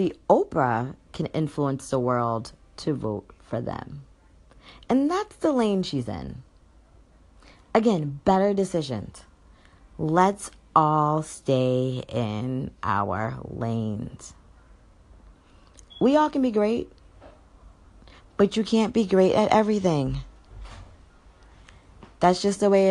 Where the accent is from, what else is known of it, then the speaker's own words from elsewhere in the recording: United States; I am super American